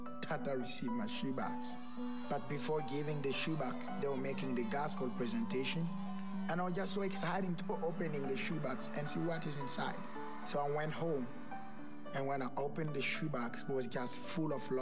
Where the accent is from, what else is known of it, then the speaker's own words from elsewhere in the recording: Burkina Faso; I come from Burkina Faso, West Africa. I was born in one of the poor countries around the world